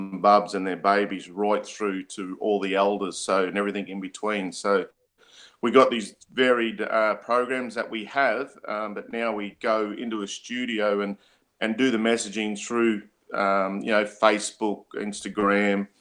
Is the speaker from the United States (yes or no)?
no; Murgon, Queensland, Australia; moved away; He's from up home, from where I'm from. He's mobs from Sherbourg. I'm from Mergen